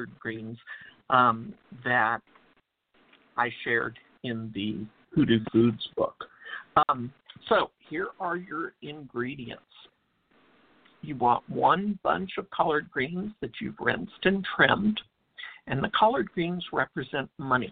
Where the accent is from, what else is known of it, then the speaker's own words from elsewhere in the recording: Texas, United States; I'm from Texas where it's black-eyed peas